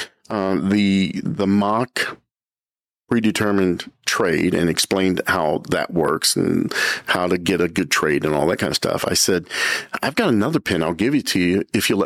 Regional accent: United States; I'm an American

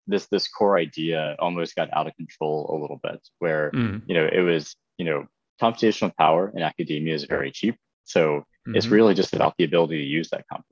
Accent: Lexington, South Carolina, United States; I grew up in Lexington, South Carolina

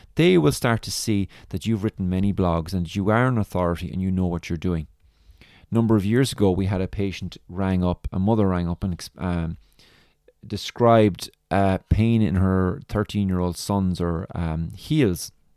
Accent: Ireland; accent: Irish; my lovely Irish accent

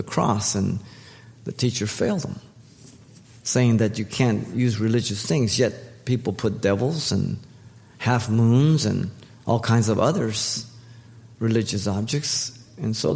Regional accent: United States

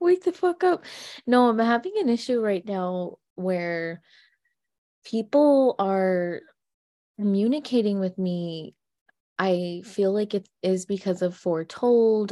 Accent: United States; we're only American gypsies

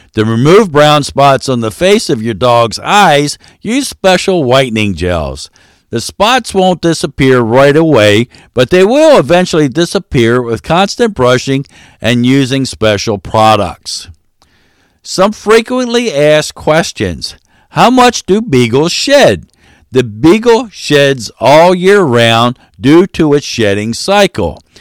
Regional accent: Maryland, United States; I am from Maryland, so there is a R in washing

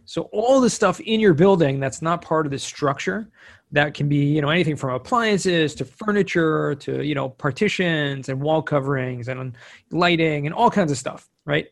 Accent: Southern California, United States; now in Israel; I grew up in Southern California, so I'm American

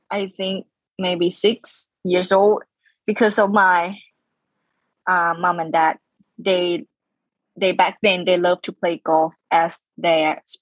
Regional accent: Khon Kaen, Thailand; English is a second language; then we opened our own driving range back in my hometown, Khon Kaen, yeah.

